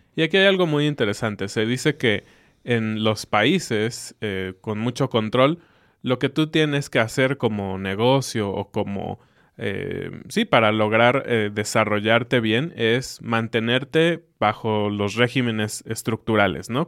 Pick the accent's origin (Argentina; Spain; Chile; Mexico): Mexico